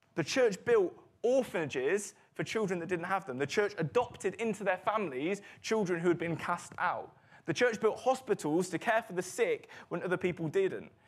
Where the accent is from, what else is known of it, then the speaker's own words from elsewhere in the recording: United Kingdom; we're British